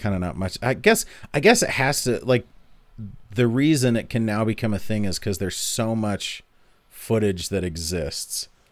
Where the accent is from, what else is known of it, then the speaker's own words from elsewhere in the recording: Utah, United States; growing up in Utah